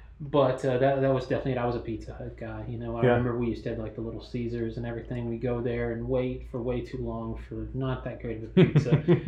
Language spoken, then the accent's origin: English; Newnan, Georgia, United States; That's where I grew up, Noonan, Sharpsburg area.